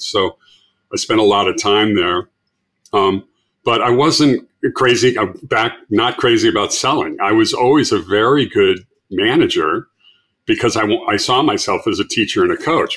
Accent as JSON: {"language": "English", "town": "Los Angeles", "region": "California", "country": "United States", "tie": "born or raised there", "said": "from Los Angeles"}